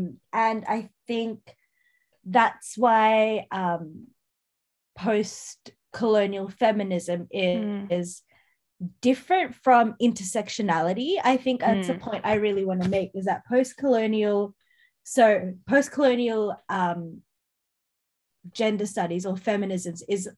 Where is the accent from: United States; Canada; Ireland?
Ireland; But I'm Irish, Jess.